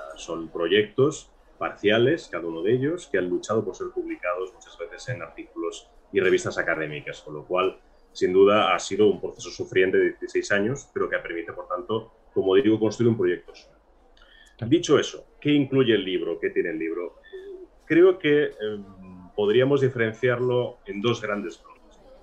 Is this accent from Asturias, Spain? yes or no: no; Granada, Andalusia, Spain; yo soy granadino